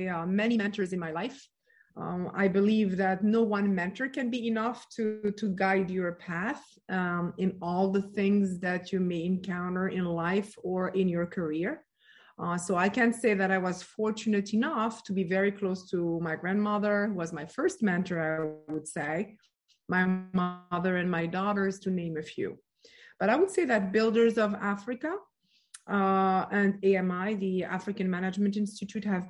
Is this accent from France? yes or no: yes; France; moved away; also born or lived in Morocco / United States; I was born and raised in France